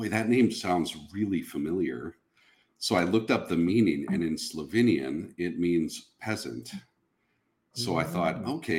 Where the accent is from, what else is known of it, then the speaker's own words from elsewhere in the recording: Minnesota, United States; In Minnesota. I was born kind of in the western, they're suburbs now, but it was pretty rural when I grew up there. But born in Minnesota back in the 70s.